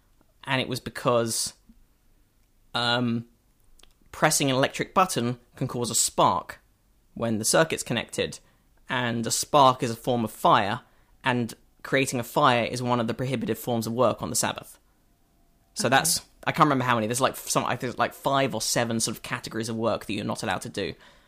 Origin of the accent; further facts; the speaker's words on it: United Kingdom; now in United States; Oh, no, so I was still being British.